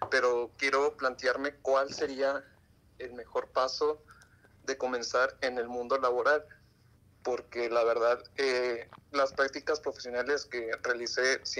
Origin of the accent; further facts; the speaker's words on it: Santa Catarina, Nuevo León, Mexico; yo soy de Santa Catarina, de Monterrey, más o menos por ahí.